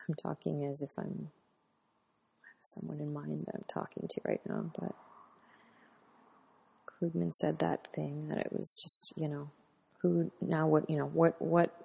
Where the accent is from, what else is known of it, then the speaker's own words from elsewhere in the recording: United States; being American